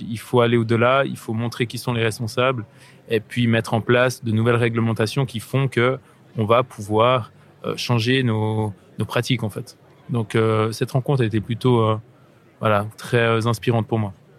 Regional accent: Switzerland; là je me trouve sur une plage au bord du lac Léman, chez moi en Suisse

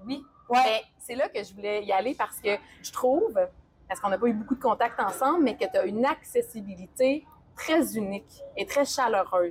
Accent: Sherbrooke, Quebec, Canada; moved away as an adult; je viens pas de la grande région de, de Montréal, mais je viens de Sherbrooke. J'ai vécu là 28 ans.

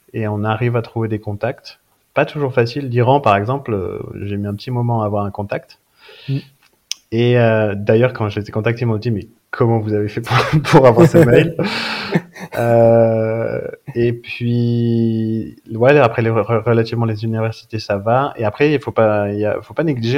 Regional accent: Briançon, Provence-Alpes-Côte d'Azur, France; also born or lived in Louvain-la-Neuve, Belgium; je suis euh, briançonnais, je viens de Briançon dans les, euh, dans les Hautes-Alpes. Donc euh, petite, petite ville près des stations de ski, j'ai grandi là-bas

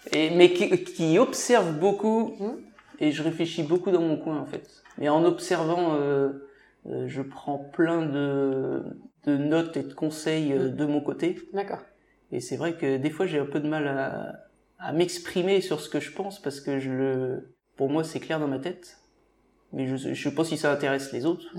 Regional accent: Mauges, Pays de la Loire, France; je suis né dans les Moches, c'est une, région euh, très riche au niveau économique

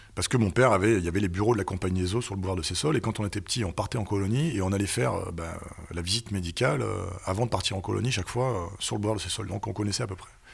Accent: Nice, Provence-Alpes-Côte d'Azur, France; also born or lived in Paris / England; je suis né à Nice en 1979

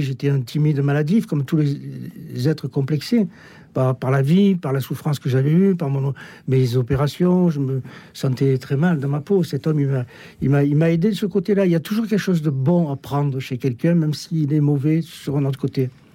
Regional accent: Marseille, Provence-Alpes-Côte d'Azur, France; je suis né à Marseille, ça s'entend un peu peut-être

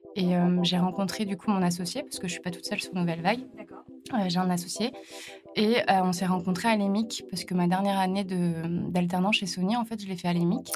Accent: La Bernerie-en-Retz, Pays de la Loire, France; moved away as an adult; also born or lived in Australia; je viens d'à côté de Nantes, et dans un petit village qui s'appelle la Bernerie

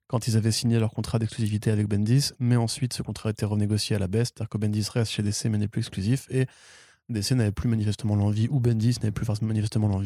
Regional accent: Italy; Mais je suis italien.

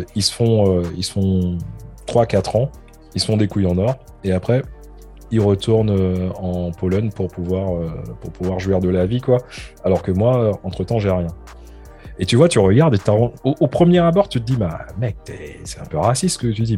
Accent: France; now in London, United Kingdom; je suis français

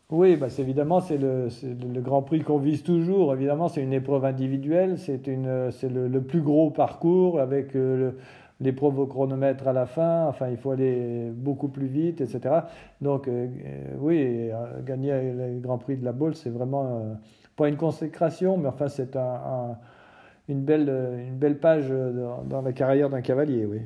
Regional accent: France; en tant que Français

